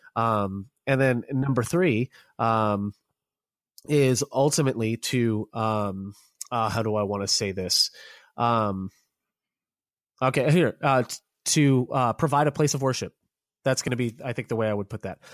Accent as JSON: {"language": "English", "town": "Orlando", "region": "Florida", "country": "United States", "tie": "born or raised there", "said": "I grew up American. I was born in Orlando"}